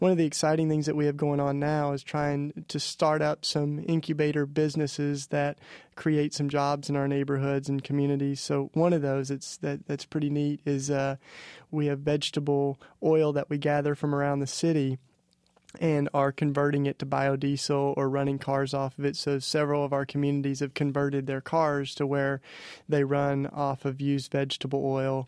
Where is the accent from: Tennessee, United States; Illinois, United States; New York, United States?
Tennessee, United States; East; I was raised in the Bible Belt down in East Tennessee